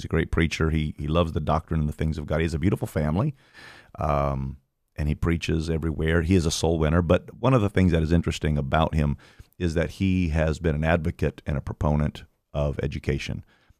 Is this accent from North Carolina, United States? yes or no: yes; Durham, North Carolina, United States; born there; I was born in Durham, North Carolina.